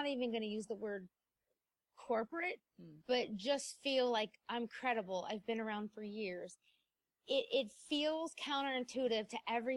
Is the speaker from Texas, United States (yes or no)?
no; South Carolina, United States; moved away as an adult; we were moving to my hometown in South Carolina.